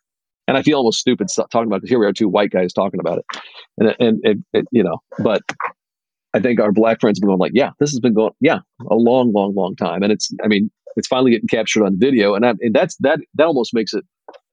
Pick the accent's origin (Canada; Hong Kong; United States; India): United States; University Park, Illinois; also born or lived in Naperville, Illinois; I actually grew up in the south suburbs of Chicago. And in the south suburbs, when I grew up there, probably the town I grew up in University Park